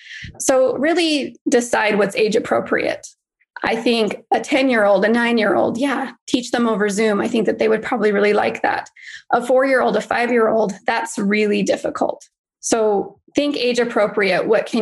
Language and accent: English; Idaho, United States; moved away as an adult; also born or lived in Utah; now in Arizona, United States; No, I'm originally from Idaho, then lived in Utah for 10 years and then moved here about 3 years ago.